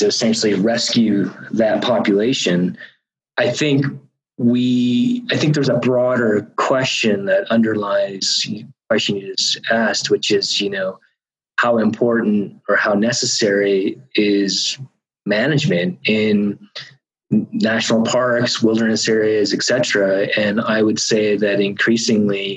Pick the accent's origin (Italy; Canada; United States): United States; Hollis, Maine; I'm from Maine. I grew up in a little town called Hollis